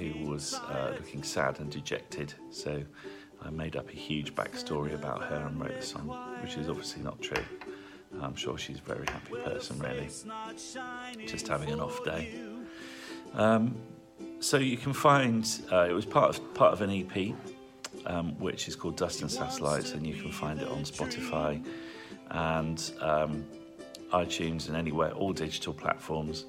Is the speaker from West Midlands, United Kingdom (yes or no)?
yes; Stratford-upon-Avon, West Midlands, United Kingdom; I'm from Stratford-upon-Avon in the Midlands